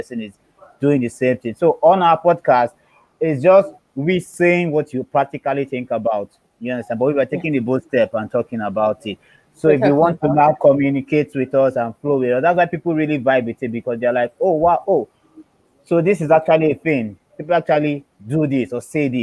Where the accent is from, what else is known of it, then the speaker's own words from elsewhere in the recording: Lagos, Nigeria; I'm Yoruba, that's the tribe. I am from Nigeria, Lagos.